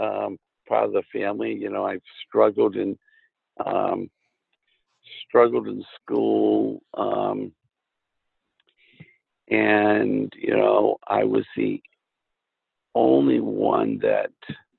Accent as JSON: {"language": "English", "town": "Cumberland", "region": "Maine", "country": "United States", "tie": "born or raised there", "also_born_or_lived": "Worcester, Massachusetts / Falmouth, Maine", "said": "And I grew up in Cumberland, Maine, which is a suburb of Portland, Maine. And I was born in Worcester, Massachusetts, but moved to Maine when I was 5 years old."}